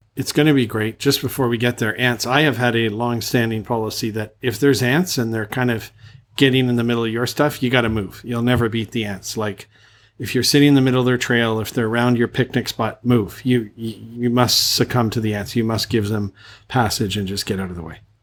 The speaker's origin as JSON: {"language": "English", "country": "Canada", "moved": "as an adult", "lives_now": "Thailand", "said": "I'm from Canada"}